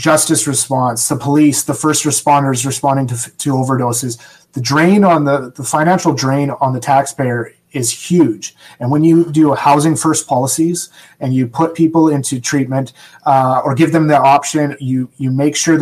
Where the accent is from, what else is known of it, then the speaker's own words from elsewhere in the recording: Canada; I'm Canadian